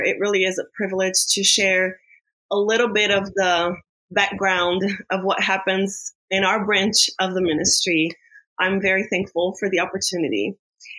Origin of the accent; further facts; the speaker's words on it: Brazil; we're from Brazil.